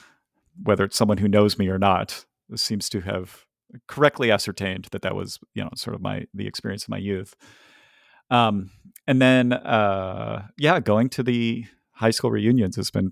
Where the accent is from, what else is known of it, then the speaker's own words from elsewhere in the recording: Ohio, United States; Or also, I'm from Ohio, and I like Ohio sports teams